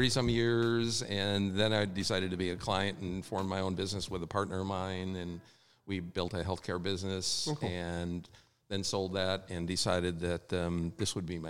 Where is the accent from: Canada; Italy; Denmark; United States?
United States; Wisconsin; now in New York, United States; I grew up in Wisconsin